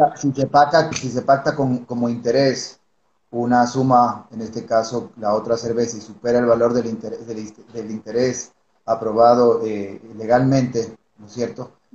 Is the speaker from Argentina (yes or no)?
no; Ecuador; como ecuatorianos